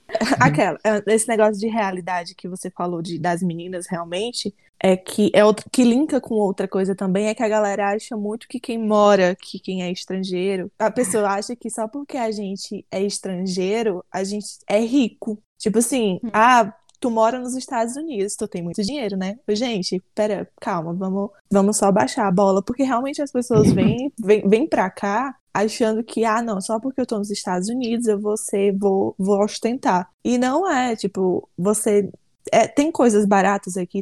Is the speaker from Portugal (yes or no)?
no; Brazil; moved away as an adult; now in United States; a gente é brasileira